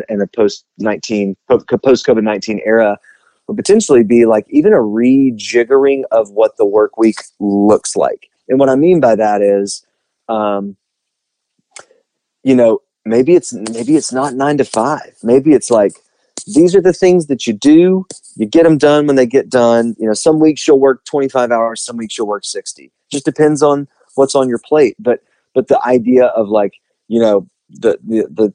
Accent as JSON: {"language": "English", "region": "the South", "country": "United States", "said": "we're from the South"}